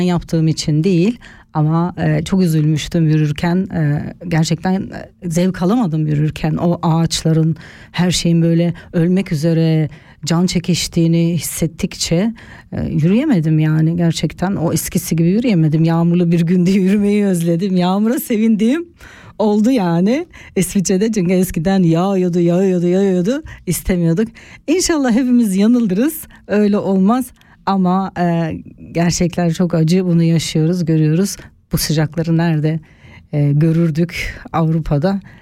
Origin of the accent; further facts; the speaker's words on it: Turkey; now in Switzerland; bizim ülkemiz e, Akdeniz bölgesi tarafında